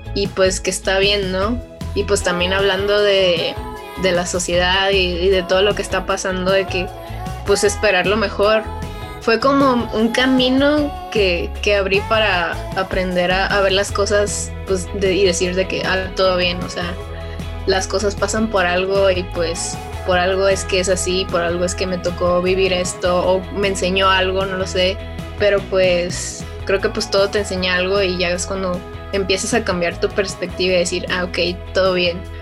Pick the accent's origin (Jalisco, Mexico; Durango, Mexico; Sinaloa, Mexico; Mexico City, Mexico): Sinaloa, Mexico; Culiacán; yo vengo de, esos lares, pues, y más de, de Culiacán, Sinaloa, que yo soy de, de allá